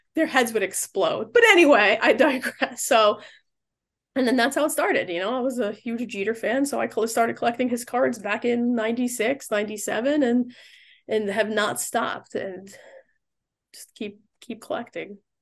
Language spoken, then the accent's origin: English; New York City, New York, United States; I was born in the Bronx